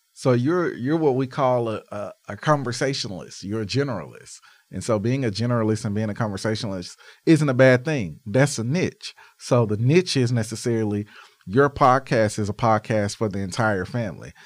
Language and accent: English; Arkansas, United States; I'm from Arkansas where Walmart started. Um, I remember on Arkansas Boulevard, our Walmart